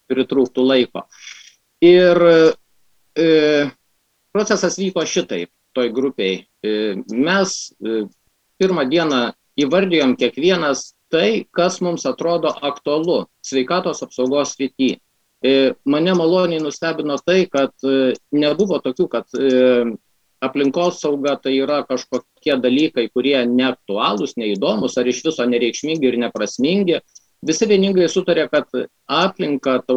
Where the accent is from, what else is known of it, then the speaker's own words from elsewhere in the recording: Lithuania; mes lietuviai